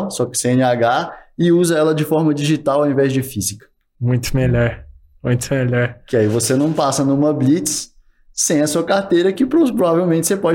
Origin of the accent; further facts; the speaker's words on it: Minas Gerais, Brazil; Sou mineiro.